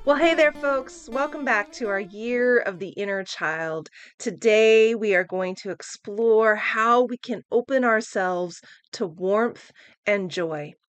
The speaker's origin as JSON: {"language": "English", "region": "Oklahoma", "country": "United States", "tie": "born or raised there", "moved": "yes", "lives_now": "San Francisco, United States", "said": "growing up in Oklahoma."}